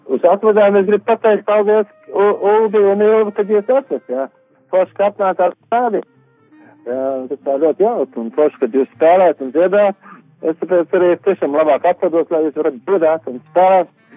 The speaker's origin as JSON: {"language": "Latvian", "country": "Latvia", "moved": "as an adult", "lives_now": "United Kingdom", "said": "es kā latvietis"}